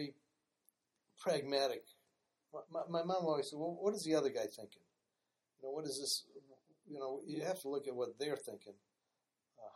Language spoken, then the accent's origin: English; Cleveland Heights, Ohio, United States; I grew up in Cleveland Heights pretty much all my life. I guess we moved there when I was 2 years old.